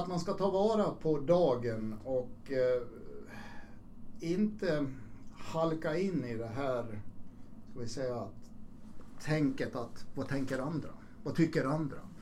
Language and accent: Swedish; Borlänge, Dalarna County, Sweden; Jag växte ju upp i, jag är född i Borlänge, jag växte upp mm. i, i Borlänge